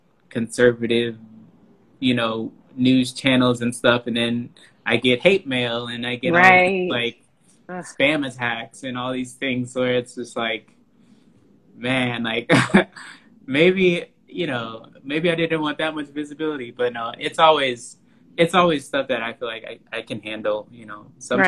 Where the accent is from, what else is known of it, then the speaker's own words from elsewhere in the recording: Houston, Texas, United States; Houston, Texas.